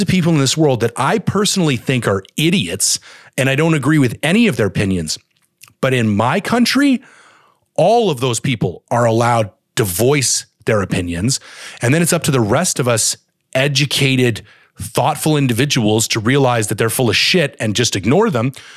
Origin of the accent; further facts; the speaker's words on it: Canada; I'm a Canadian